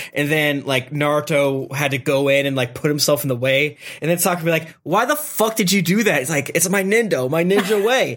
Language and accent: English; Florida, United States; I'm from Florida